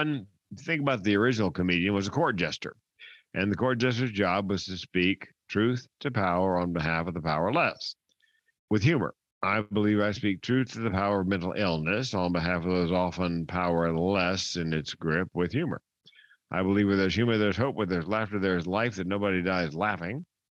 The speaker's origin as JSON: {"language": "English", "town": "Raleigh", "region": "North Carolina", "country": "United States", "moved": "yes", "said": "I'm from Raleigh, North Carolina originally"}